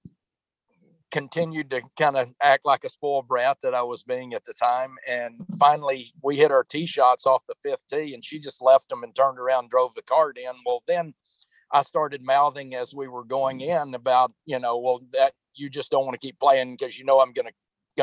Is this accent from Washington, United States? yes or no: no; Teague, Texas, United States; I grew up in a tiny town, Teague, Texas